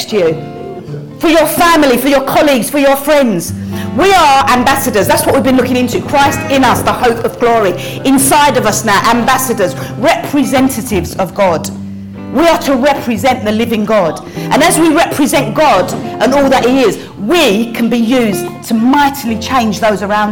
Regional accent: London, United Kingdom; accent: Cockney; my accent, oh, it's a bit of a Cockney accent

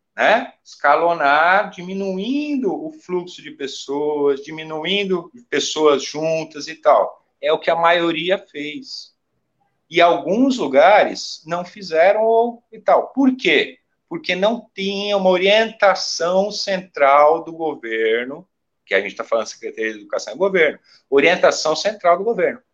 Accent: Brazil; enquanto brasileiros

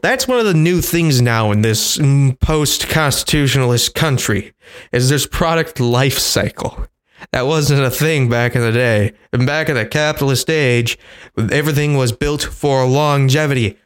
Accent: United States

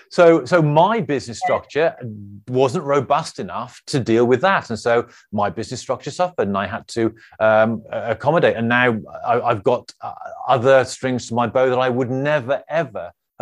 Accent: Birmingham, West Midlands, United Kingdom; accent: Birmingham; oh, my Birmingham accent came out there.

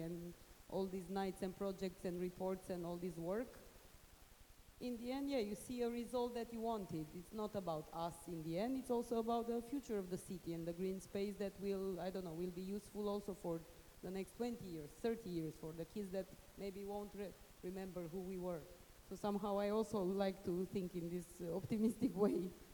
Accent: Bucharest, Romania; English is a second language; also born or lived in Cluj; now in Cluj-Napoca, Romania; in my city where I grew up in Bucharest

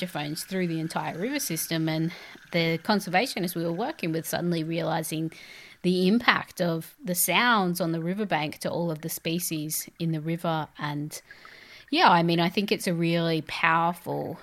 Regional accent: Australia; I'm an Australian artist, curator and composer

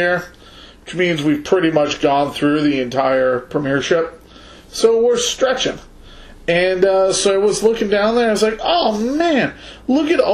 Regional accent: United States; I'm an American

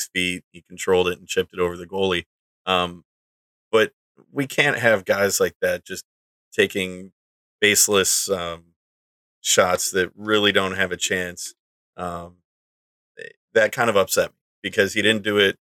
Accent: Michigan, United States; I'm from Michigan

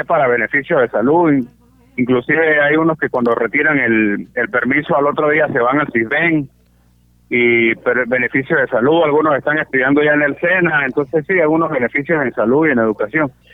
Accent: Mérida, Venezuela; accent: San Cristóbal; moved away as an adult; now in San Gil, Colombia; Yo soy nacido en Mérida, sí. Nací en Mérida, en, el Hospital Universitario de los Andes.

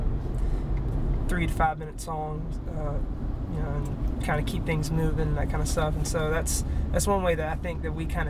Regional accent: Fairhope, Alabama, United States; also born or lived in Mobile, Alabama; now in Daphne, United States; I was born in Mobile. My family moved to Fairhope whenever I was 3, and I've lived there ever since.

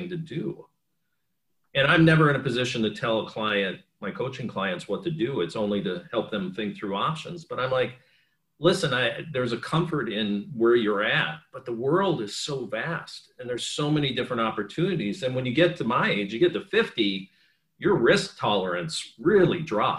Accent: Superior, Wisconsin, United States; moved away as an adult; I'm a kid from Superior, Wisconsin

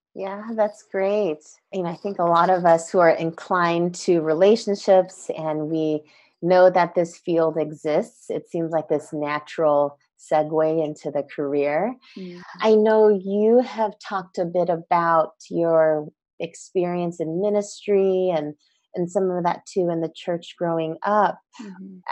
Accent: United States; we as Asian American Christians

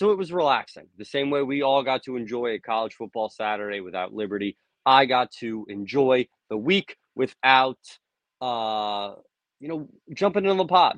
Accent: New Jersey, United States; I'm a kid from the north. I'm from Jersey

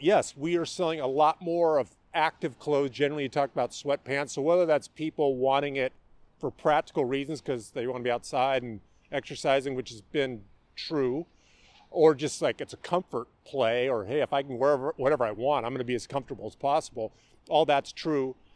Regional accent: Mercer Island, Washington, United States; I grew up here in the Seattle area. I uh, grew up on Mercer Island

